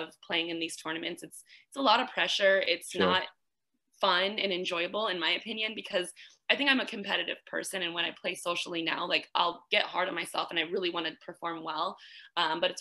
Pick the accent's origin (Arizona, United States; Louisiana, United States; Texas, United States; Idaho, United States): Arizona, United States; I grew up in Arizona.